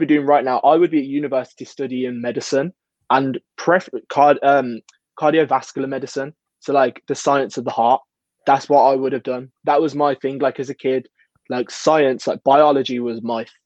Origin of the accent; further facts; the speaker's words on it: Birmingham, West Midlands, United Kingdom; Birmingham is obviously my hometown